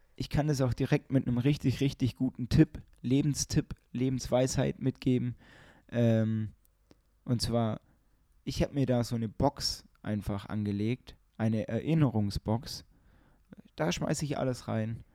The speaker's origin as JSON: {"language": "German", "town": "Ulm", "region": "Baden-Württemberg", "country": "Germany", "said": "bei uns in Ulm"}